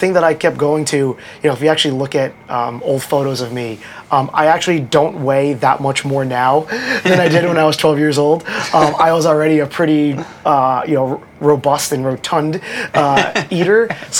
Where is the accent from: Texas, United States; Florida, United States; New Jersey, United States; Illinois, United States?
New Jersey, United States; Central; moved away as an adult; also born or lived in Queens, New York; now in New York City, United States; I grew up in Central New Jersey. I was born in Queens, but raised in Central New Jersey. My parents are both Filipino, immigrated here with my two older brothers. Then I was born here